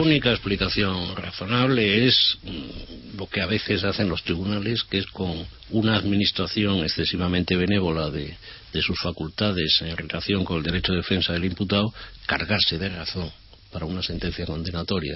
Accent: Spain; nosotros como españoles

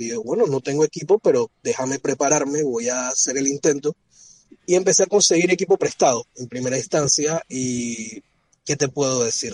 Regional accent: Panama; comencé tomando fotografías para un centro de rescate de vida silvestre en Panamá

